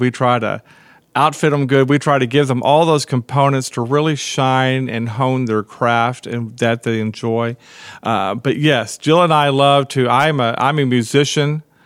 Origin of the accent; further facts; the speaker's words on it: Brownwood, Texas, United States; I grew up in Brownwood